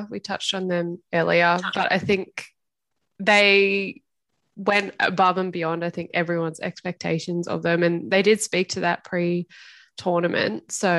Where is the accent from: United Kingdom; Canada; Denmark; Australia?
Australia; And as an Australian fan, it was a little bit like anxiety inducing